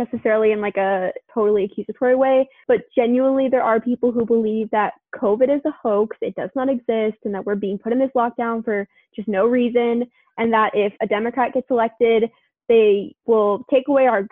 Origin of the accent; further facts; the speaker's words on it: Tennessee, United States; now in United Kingdom; growing up in Tennessee